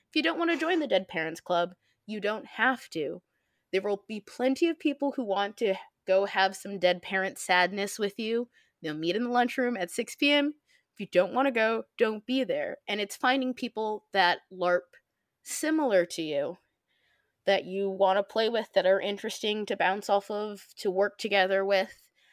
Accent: Midwest, United States; I'm from the Midwest

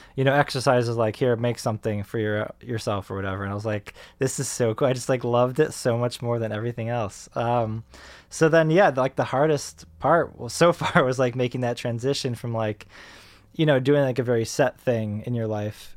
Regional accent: Rochester, New York, United States; moved away; I grew up in Rochester, New York

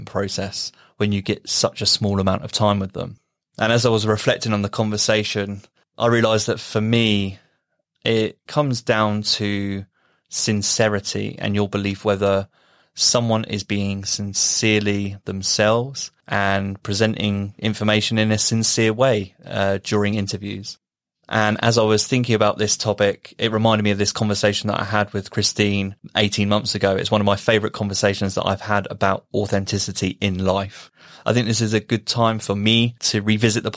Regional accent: United Kingdom; being British

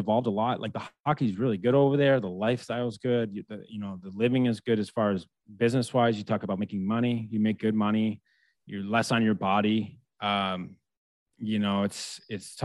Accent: United States; being American.

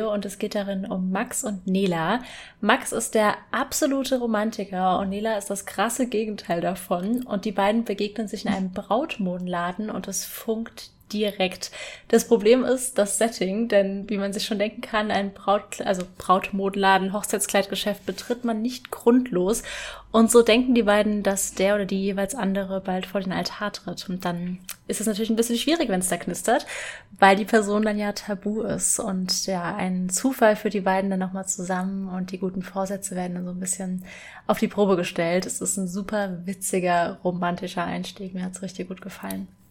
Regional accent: Rhenish Hesse, Rhineland-Palatinate, Germany; ich bin auch in Rheinhessen aufgewachsen

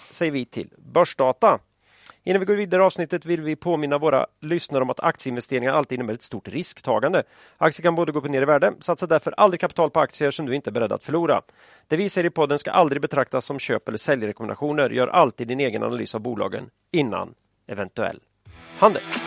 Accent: Västergötland, Västra Götaland, Sweden; När jag växte upp i Västergötland på 80-talet

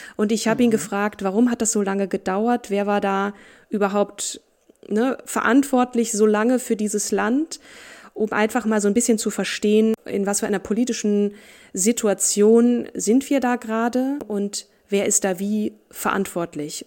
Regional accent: Marburg, Hesse, Germany; in meiner Geburtsstadt Marburg

